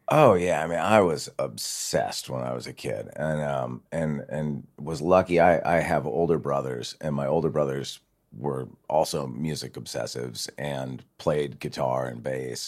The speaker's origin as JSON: {"language": "English", "town": "Santa Barbara", "region": "California", "country": "United States", "tie": "born or raised there", "said": "I grew up in Santa Barbara, so not, not too far away from here"}